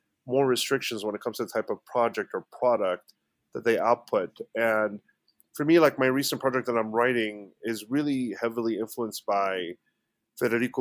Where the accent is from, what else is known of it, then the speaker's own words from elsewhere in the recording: Egypt; now in United States; I'm originally from Egypt, born and raised. I've been in the States for about close to 20 years now